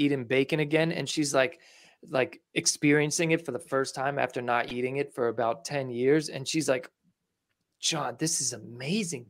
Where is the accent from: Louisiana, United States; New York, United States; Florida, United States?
New York, United States; I'm from New York